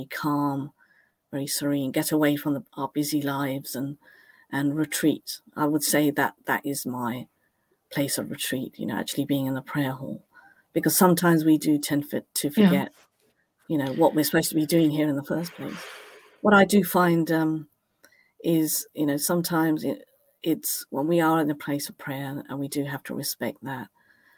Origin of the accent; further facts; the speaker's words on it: Cambridge, East of England, United Kingdom; I was literally born off Mill Road. My parents had a home on Mill Road. We grew up on Mill Road.